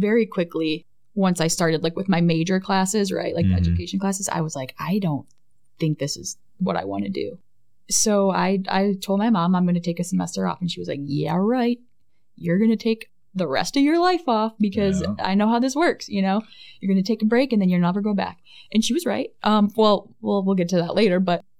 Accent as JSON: {"language": "English", "town": "Tecumseh", "region": "Michigan", "country": "United States", "tie": "born or raised there", "also_born_or_lived": "North Dakota / Hawaii", "moved": "as an adult", "lives_now": "Wisconsin, United States", "said": "I grew up in Tecumseh, Michigan, which is a little southwest of Ann Arbor"}